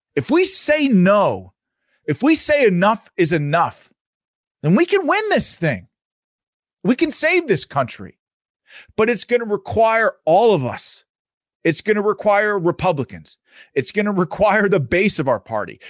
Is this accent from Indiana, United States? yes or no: no; Pittsburgh, Pennsylvania, United States; my local paper here in Pittsburgh, I'm from Pittsburgh, Pennsylvania